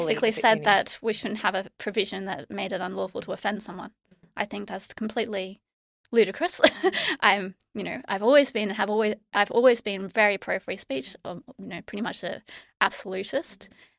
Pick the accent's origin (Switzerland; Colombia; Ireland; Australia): Australia; Byron Bay, New South Wales; So I grew up in what is, you know, the hippie world of Australia. Mm-hmm. I grew up near Nimbin, mm-hmm. In Byron Bay, in that sort of northern New South Wales area. I went to a neo-humanist school.